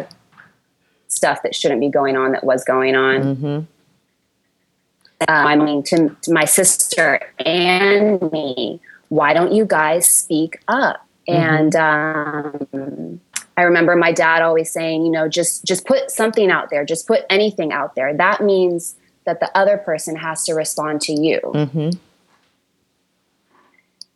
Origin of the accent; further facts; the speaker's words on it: San Francisco Bay Area, California, United States; where I grew up in the San Francisco Bay Area, in a suburb of the Bay